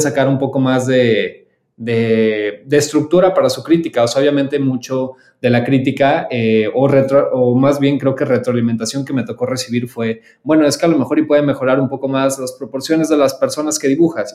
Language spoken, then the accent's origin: Spanish; Mexico; soy el único mexicano